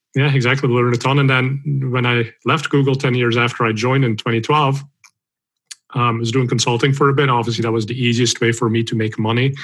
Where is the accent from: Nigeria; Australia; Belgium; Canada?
Belgium; moved away; I'm originally from Belgium, so I speak Dutch